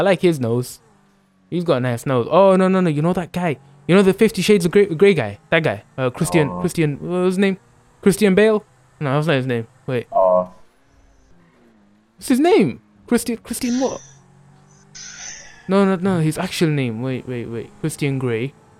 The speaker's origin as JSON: {"language": "English", "country": "India", "said": "I'm proud to be Indian, bro."}